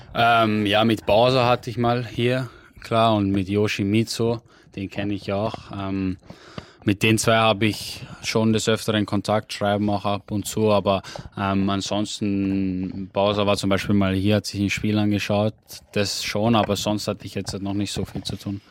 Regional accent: Austria; bei uns in Österreich

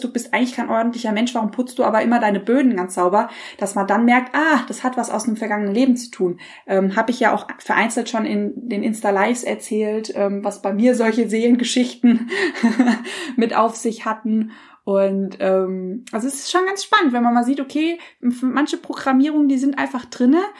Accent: Germany; wir als Deutsche

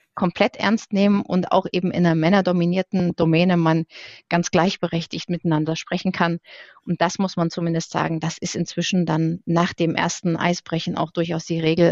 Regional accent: Dresden, Saxony, Germany; ich komme auch tatsächlich aus Sachsen, ich bin in Dresden geboren

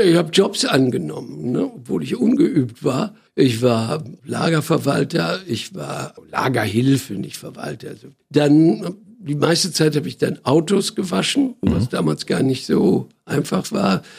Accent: Iserlohn, North Rhine-Westphalia, Germany; now in Berlin, Germany; bin geboren in einer Stadt in im Sauerland. Die Stadt heißt Iserlohn

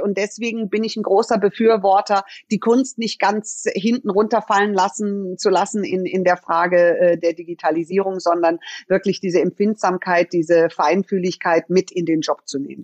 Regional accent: Munich, Bavaria, Germany; Ich bin in München geboren und bin hier aufgewachsen

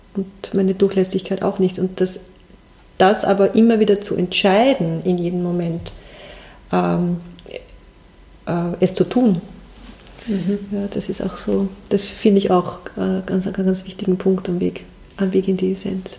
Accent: Waldviertel, Lower Austria, Austria; moved away as an adult; now in Germany; nach meiner Kindheit im Waldviertel

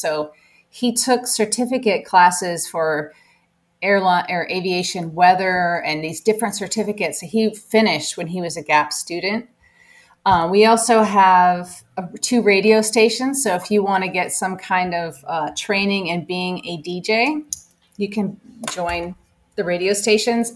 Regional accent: Auburn, Washington, United States; also born or lived in Germany; Auburn is my hometown.

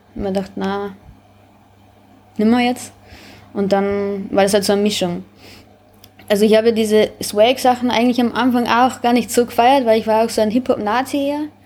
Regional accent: Braunau am Inn, Upper Austria, Austria; moved away as an adult; now in Vienna, Austria; Ich bin aus Oberösterreich, Braunau, Bezirk Braunau. Ähm, ja, ich bin vor sieben Jahren nach Wien.

